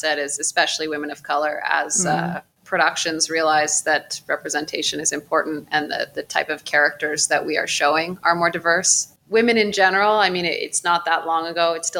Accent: South Africa; I usually just say, oh, I'm South African, and people accept that.

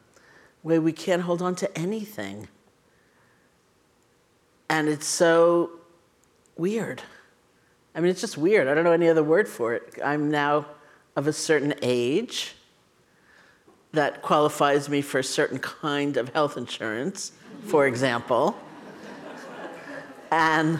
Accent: New York City, New York, United States; born or raised there

